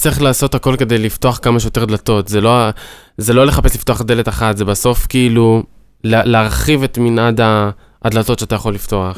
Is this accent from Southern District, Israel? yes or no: yes; Ashdod, Southern District, Israel; כשאני מגיע לאוניברסיטה, אז אני אשדודי